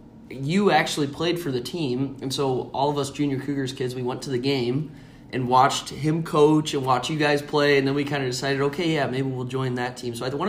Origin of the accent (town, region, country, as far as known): Cedar Rapids, Iowa, United States; born or raised there